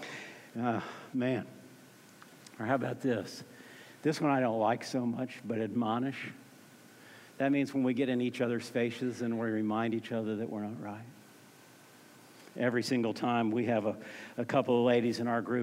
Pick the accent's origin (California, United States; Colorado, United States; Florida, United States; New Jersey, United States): Florida, United States; Orlando; moved away as an adult; also born or lived in Tallahassee, Florida; I grew up in Orlando, Florida